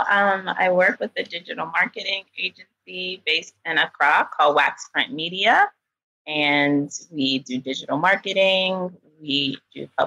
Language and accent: English; East Coast, United States; also born or lived in Philadelphia / New York / Washington DC / California; now in Ghana; So I grew up in the US and mainly on the East Coast in Philadelphia, New York. I went to school in DC, but I was actually born um, in California